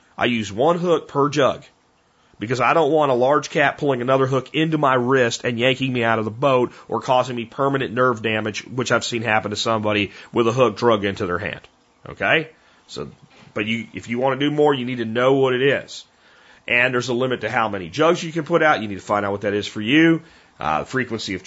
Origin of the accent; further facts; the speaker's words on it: Pennsylvania, United States; also born or lived in Tarrant County, Texas; now in Texas, United States; I grew up in Pennsylvania in a township with one police officer